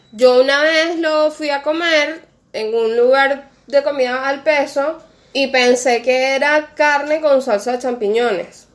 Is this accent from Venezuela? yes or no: yes; Venezuela; now in Argentina; de venezolanos